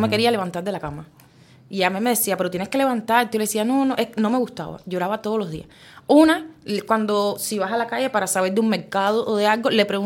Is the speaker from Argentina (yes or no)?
no; Cuba; moved away as an adult; now in Sitges, Spain; lo que somos los cubanos